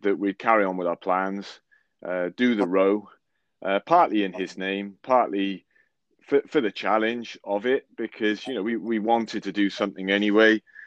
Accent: Cardiff, Wales, United Kingdom; also born or lived in New Zealand; now in London, United Kingdom; I grew up in Cardiff

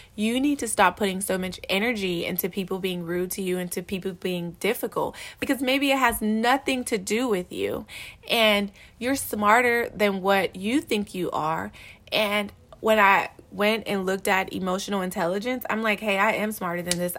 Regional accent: Los Angeles, California, United States; I grew up in South Central, I grew up, like, on a hundred and eighteenth and Avalon

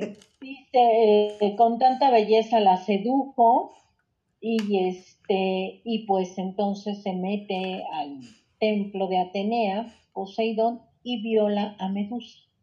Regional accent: Mexico; como mexicana

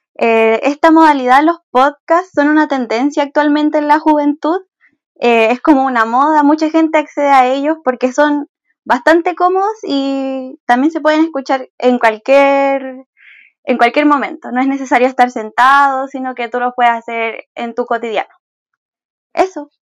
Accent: Valparaíso, Chile; soy de Valparaíso y también soy militante.

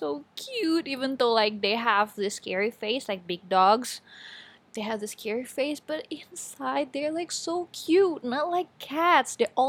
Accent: Batam, Riau Islands, Indonesia; born there; English is a second language; also born or lived in Bogor / Subang / Majalengka / Bandung; I was born in Batam, and then I moved to Bogor, Subang, Majalengka, and then Bandung for college.

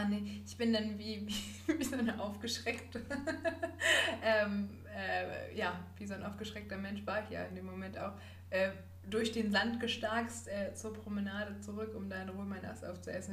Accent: Northern Germany, Germany; für mich als Norddeutsche

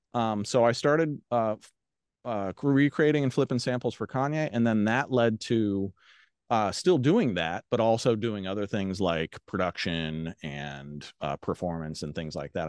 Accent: Cincinnati, Ohio, United States; moved away as an adult; also born or lived in New York City; I was born and raised in Cincinnati

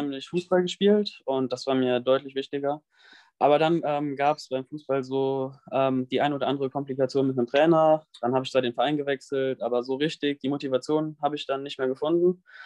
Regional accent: near Bonn, North Rhine-Westphalia, Germany; ich komme aus der Nähe von Bonn

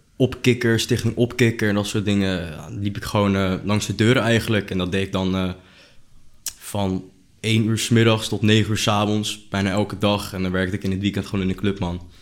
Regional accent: Noordwijk, South Holland, Netherlands; ik kom uit, eigenlijk ik kom uit Noordwijk

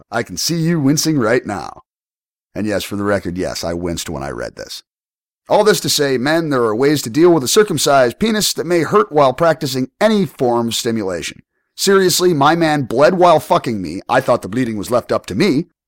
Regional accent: United States; I'm obviously American

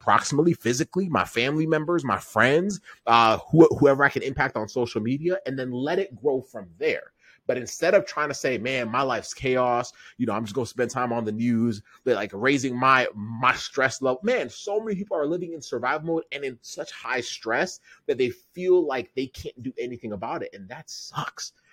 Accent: Kenya; I'm from East Africa. I was born in Kenya

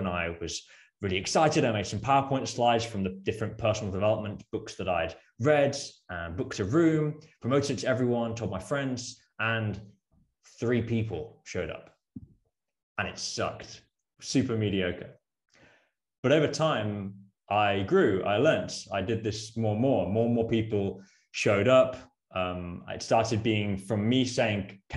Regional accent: Worcestershire, West Midlands, United Kingdom; accent: British; moved away as an adult; also born or lived in Birmingham / Netherlands; I'm originally from the UK, hence my British accent, born in Birmingham, grew up in Worcestershire.

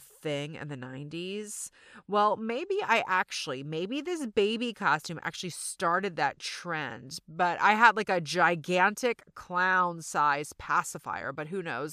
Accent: the South, United States; accent: Southern; my Southern accent just really came out

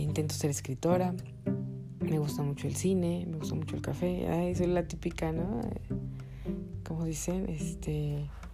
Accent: Mexico City, Mexico; soy de la Ciudad de México

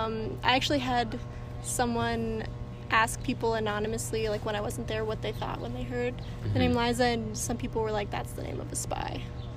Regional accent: Massachusetts, United States; born or raised there

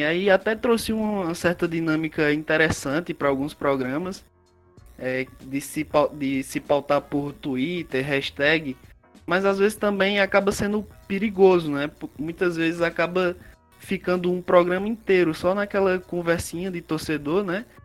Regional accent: Ceará, Brazil; sou cearense, sou aqui do Ceará

